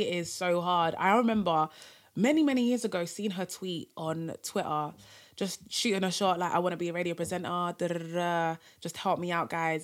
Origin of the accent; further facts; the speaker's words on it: Cameroon; I'm from Cameroon, um, Francophone, African country